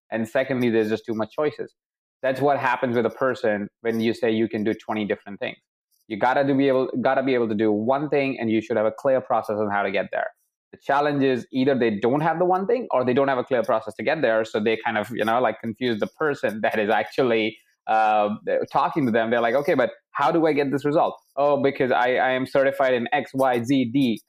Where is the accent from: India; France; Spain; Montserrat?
India; Jaipur, Rajasthan; I was born in Jaipur in a house of 23 people